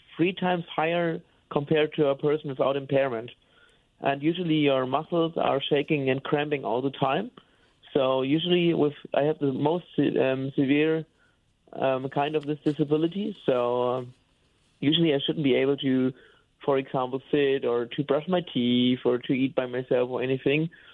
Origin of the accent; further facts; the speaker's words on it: Bamberg, Bavaria, Germany; English is a second language; moved away as an adult; now in Cologne, Germany; I was born and raised in Bamberg. It's a town in the in Bavaria, and uh, now I'm living in Cologne since ten years.